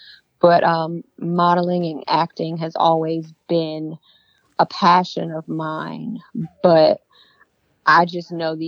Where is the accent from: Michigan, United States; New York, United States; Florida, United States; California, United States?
Michigan, United States; moved away as an adult; also born or lived in Europe; now in North Carolina, United States; I was born in North Carolina. Okay. And then when I was around 7 years old, I moved to Michigan. And then I moved to Europe for 2 years.